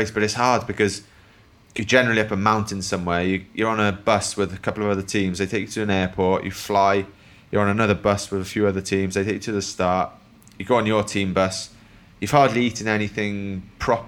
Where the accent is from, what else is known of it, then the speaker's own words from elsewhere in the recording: Wales, United Kingdom; growing up in Wales